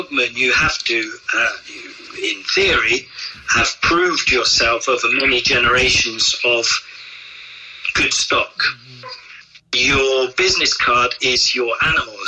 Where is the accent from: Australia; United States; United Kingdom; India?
United Kingdom; England; moved away as an adult; also born or lived in France; as an Englishman opening an establishment